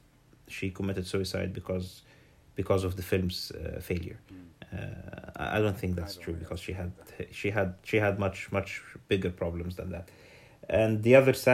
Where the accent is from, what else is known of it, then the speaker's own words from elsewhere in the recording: Alexandria Governorate, Egypt; I was born in Alexandria